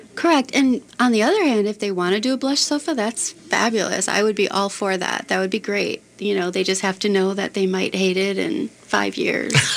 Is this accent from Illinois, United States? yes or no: yes; Chicago, Illinois, United States; now in Minneapolis, United States; I grew up in the Chicago area